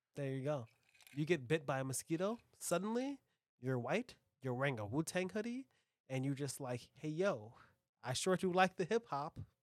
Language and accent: English; United States; I'm an American